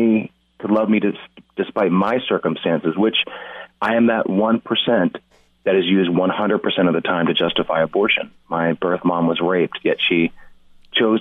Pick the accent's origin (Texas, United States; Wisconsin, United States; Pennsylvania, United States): Pennsylvania, United States; Lancaster; moved away as an adult; also born or lived in Atlanta; I grew up in Lancaster County, Pennsylvania